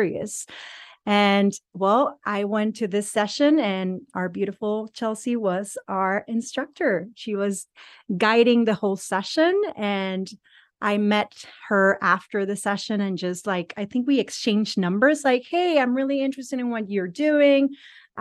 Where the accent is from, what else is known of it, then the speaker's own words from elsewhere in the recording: Mexico; moved away as an adult; also born or lived in San Diego, United States / Barcelona, Spain; I'm from Mexico. I'm bilingual. So I grew up in Mexico. I moved to the U.S. in 2004, approximately, to San Diego